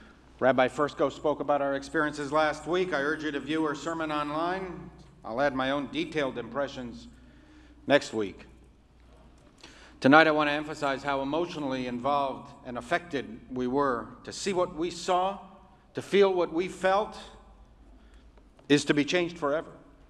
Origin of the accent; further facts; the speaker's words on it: Afghanistan; born there; the only difference between you and me is that I was born in Afghanistan.